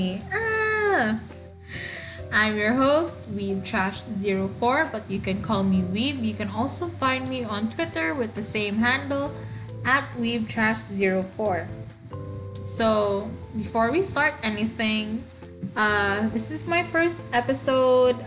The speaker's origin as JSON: {"language": "English", "region": "Eastern Visayas", "country": "Philippines", "first_language": "Waray", "second_language": "English", "said": "English is not my first language. My first language is actually Waray Waray, which is one of the many languages that you can find in the Philippines."}